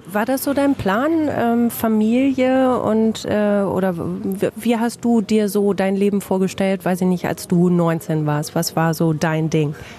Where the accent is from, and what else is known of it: Bielefeld, North Rhine-Westphalia, Germany